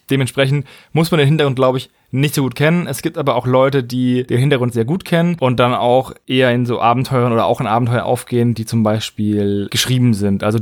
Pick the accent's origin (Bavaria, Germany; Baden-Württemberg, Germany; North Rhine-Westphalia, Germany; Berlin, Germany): Bavaria, Germany; Würzburg; von einem Typen aus meiner Heimatstadt, aus Würzburg gemacht wurde.